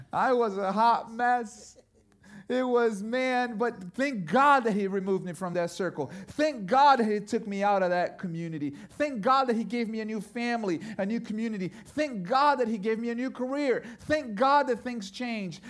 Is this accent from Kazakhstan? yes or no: no; Brazil; moved away; I grew up in Brazil